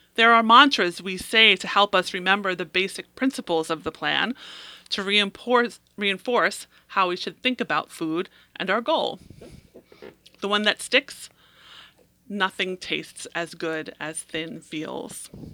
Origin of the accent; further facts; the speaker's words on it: New York City, New York, United States; I am a native New Yorker. I grew up on Staten Island, the place in New York City